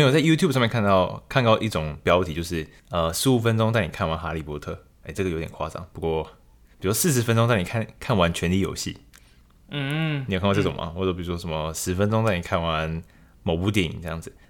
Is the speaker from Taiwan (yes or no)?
yes; Taiwan; 其实就是一般的听众，或者说身为台湾人来说，会有什么样的想法，或是跟我一样这种感觉吗？